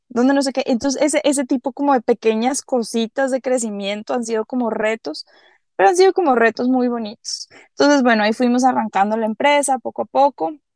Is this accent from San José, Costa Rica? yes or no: no; Caribbean coast of Costa Rica, Limón, Costa Rica; ¿dónde nacimos? En la costa del Caribe, somos de Costa Rica